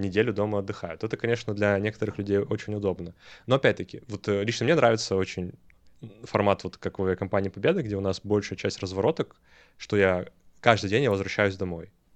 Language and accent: Russian; Saint Petersburg, Russia; also born or lived in Lobnya; я сам родом из Санкт-Петербурга